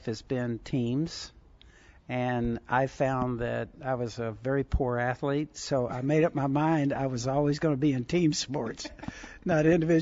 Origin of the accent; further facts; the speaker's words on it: Southern California, United States; I had hot rods and stuff when I was a teenager growing up in Southern California